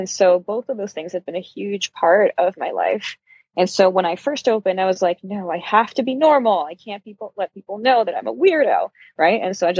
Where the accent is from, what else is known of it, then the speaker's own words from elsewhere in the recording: Brazil; also born or lived in Uruguay / Germany; So I was born in Brazil, and I've lived a bunch of my life in Brazil, but I've moved around a fair amount too. I lived for a few years in Uruguay, which is just south of Brazil, and I lived in Germany for a few years.